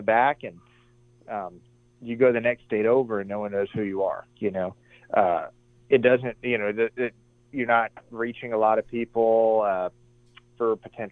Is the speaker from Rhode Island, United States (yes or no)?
no; Arizona, United States; also born or lived in New Hampshire; I was born in New Hampshire. All my family is from New Hampshire, even a lot from Canada. But we moved out to Arizona when I was 8 years old.